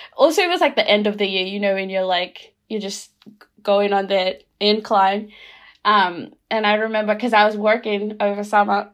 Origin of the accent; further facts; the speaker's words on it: Rotuma, Fiji; now in Christchurch, New Zealand; I'm from Rotuma